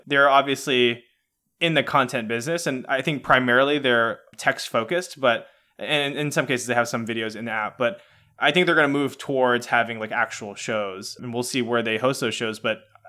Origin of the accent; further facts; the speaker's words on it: Atlanta, Georgia, United States; also born or lived in West Coast; now in San Francisco Bay Area, United States; me personally, I grew up in Atlanta. I'm a huge Atlanta sports fan, but I moved across the country to the West Coast.